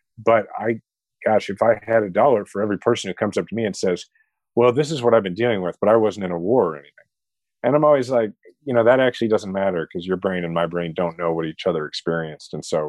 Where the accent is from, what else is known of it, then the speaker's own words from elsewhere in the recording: Kansas City, Missouri, United States; had decided not to run for president and was running for mayor of my hometown, Kansas City.